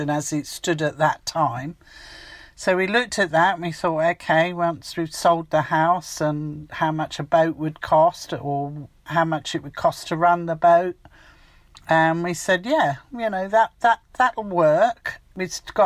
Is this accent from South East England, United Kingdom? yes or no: yes; Chichester, South East England, United Kingdom; moved away as an adult; also born or lived in Hertfordshire; I grew up in Sussex in Chichester, so I've always lived near the sea